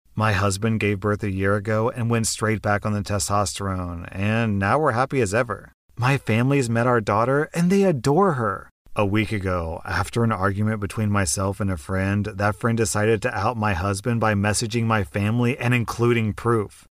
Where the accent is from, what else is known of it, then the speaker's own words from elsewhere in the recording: United States; I'm an American